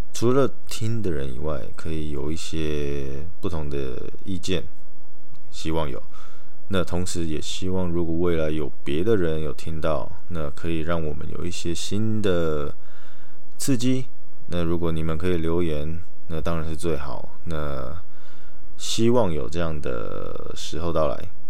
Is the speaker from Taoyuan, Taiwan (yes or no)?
yes; Taoyuan, Taiwan; now in Taichung, Taiwan; 我之后会待的地方又在桃园，就我的老家